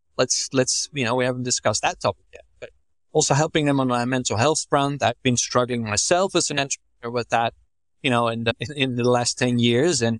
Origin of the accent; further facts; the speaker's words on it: Netherlands; I'm from the Netherlands.